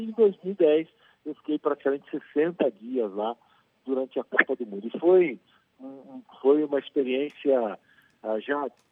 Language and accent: Portuguese; Brazil; nós brasileiros